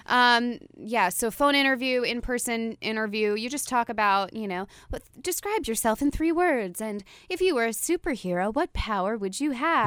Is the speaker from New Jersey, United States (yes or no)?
yes; New Jersey, United States; moved away as an adult; now in New York, United States; I'm from Jersey.